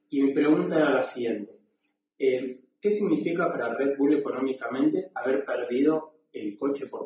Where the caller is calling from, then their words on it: Marco Juárez, Córdoba, Argentina; de Marco Juárez, Córdoba, Argentina.